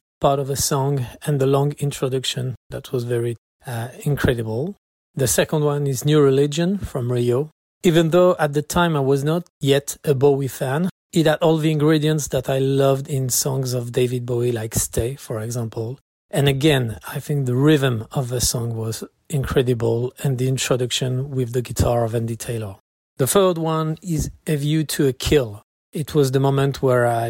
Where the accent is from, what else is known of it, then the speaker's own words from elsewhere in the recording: France; from France